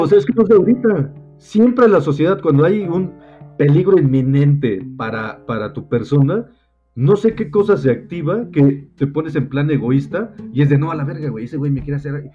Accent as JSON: {"language": "Spanish", "country": "Mexico", "said": "aquí en México tenemos un dicho"}